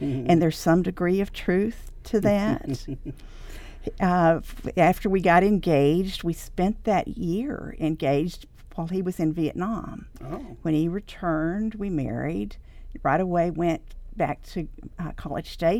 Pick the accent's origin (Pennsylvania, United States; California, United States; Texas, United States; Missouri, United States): Texas, United States; Pasadena; I'm a Texan. I was born in Pasadena. My school years were spent there in Pasadena